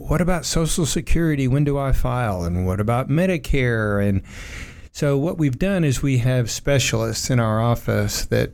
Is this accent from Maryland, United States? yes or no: no; Oak Ridge, Tennessee, United States; I grew up in Oak Ridge, and we had that big pool in Oak Ridge, the outdoor pool there that was built by the Corps of Engineers